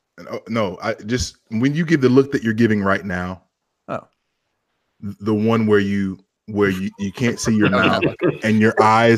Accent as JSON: {"language": "English", "town": "Lexington", "region": "Kentucky", "country": "United States", "said": "I'm from Lexington and I'm wildly biased."}